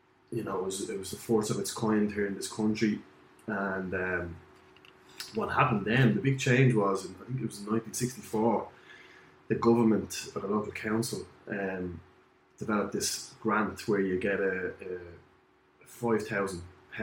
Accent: Dublin, Leinster, Ireland; I was very fortunate to grow up in the area

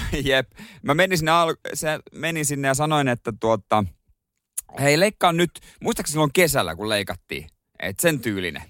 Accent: Seinäjoki, South Ostrobothnia, Finland; now in Helsinki, Finland; mä oon Seinäjoelta

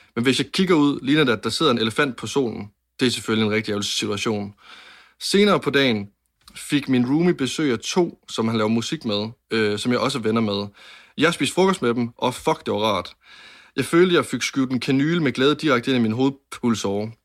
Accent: Varde, Southern Denmark, Denmark; jeg var 10-11 år gammel, og jeg sidder inde på mit øh, drengeværelse hjemme i Varde

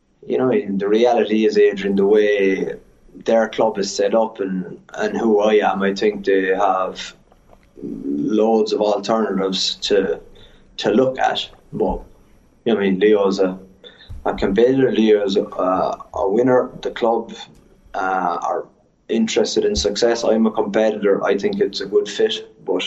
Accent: Cork, Munster, Ireland; moved away as an adult; now in La Rochelle, France; I grew up in Cork

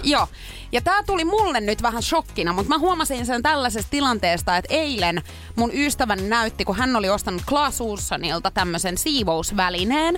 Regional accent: Pori, Satakunta, Finland; Purista, kun olen kotoisin

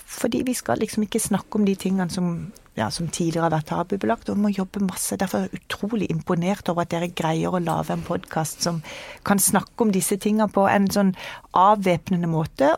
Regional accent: Kristiansand, Agder, Norway; moved away as an adult; now in Oslo, Norway; Jeg kommer fra Kristiansand, det kan du kanskje høre på dialekta. Flytta til Oslo når jeg var 19 år.

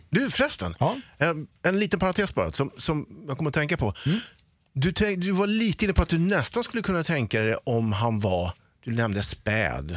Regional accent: Sweden; som ödmjuk svensk som man är

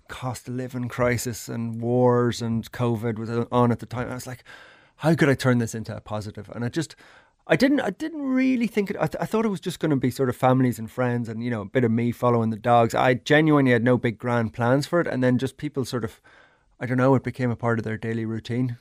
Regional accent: Ireland; moved away as an adult; now in Thailand; I grew up in Ireland

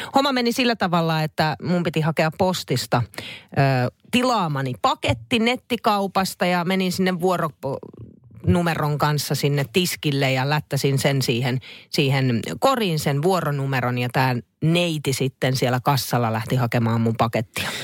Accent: Naantali, Southwest Finland, Finland; Mä oon mm. siis tota, noin lapsuudessa todella siis Naantalissa

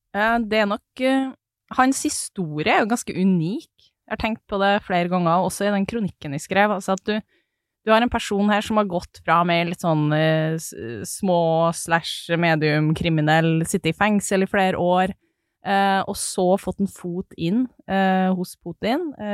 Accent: Snåsa, Trøndelag, Norway; moved away; Snåsa, um, som er der jeg er fra

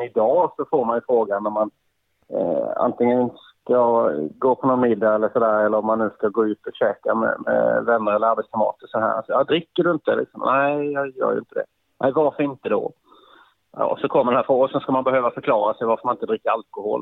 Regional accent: Karlskrona, Blekinge, Sweden; född och uppvuxen i eh, Karlskrona

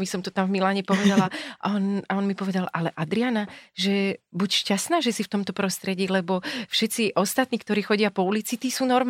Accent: Hriňová, Banská Bystrica Region, Slovakia; also born or lived in Lučenec; ja som vyrastala v Hriňovej, mm-hmm. sme sa presťahovali do Lučenca

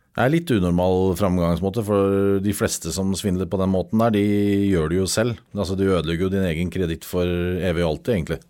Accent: Norway; Vi er nordmenn

